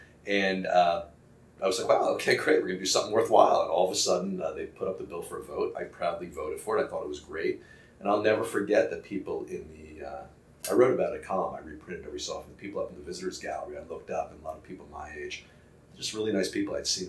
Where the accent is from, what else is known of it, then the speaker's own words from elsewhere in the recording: Ocean Township, New Jersey, United States; I grew up in Ocean Township, the one Amasa section. I always thought was a great section.